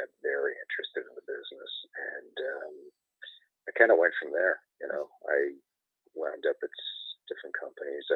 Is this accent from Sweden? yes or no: no; Canada; moved away as an adult; now in United States; I'm Canadian, I'm originally from there.